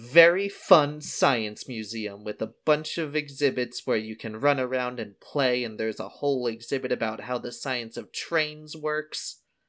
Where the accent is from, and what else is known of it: right outside of Philadelphia, New Jersey, United States; born or raised there